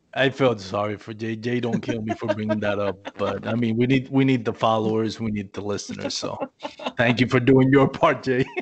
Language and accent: English; Puerto Rico; moved away as an adult; now in Texas, United States; We're not an English colony.